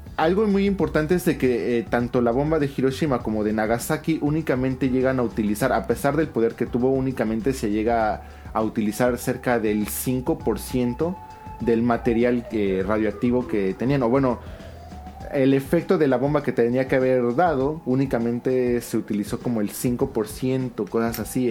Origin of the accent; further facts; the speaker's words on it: Mexico City, Mexico; moved away as an adult; also born or lived in Celaya / Nagoya / Osaka / Kyoto; now in Fukuoka, Japan; yo soy de la Ciudad de México, pero pues, me tengo que ir a vivir a este al Bajío por este trabajo